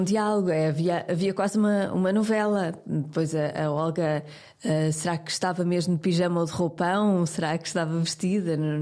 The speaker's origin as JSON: {"language": "Portuguese", "town": "Porto", "region": "Norte", "country": "Portugal", "said": "eu sou do Porto"}